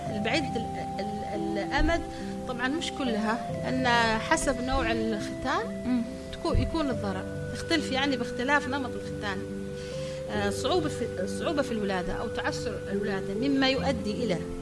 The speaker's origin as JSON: {"language": "Arabic", "country": "Yemen", "said": "عندنا في اليمن"}